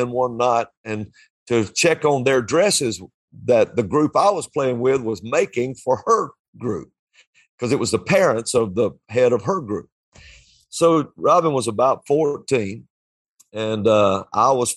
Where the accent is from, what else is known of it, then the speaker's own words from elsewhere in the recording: Alabama, United States; I'm from Alabama.